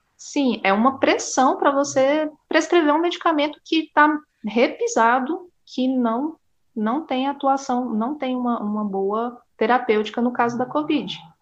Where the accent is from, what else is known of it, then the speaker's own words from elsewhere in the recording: Porto Nacional, Tocantins, Brazil; moved away as an adult; also born or lived in Goiânia; Eu sou do Tocantins, é, de Porto Nacional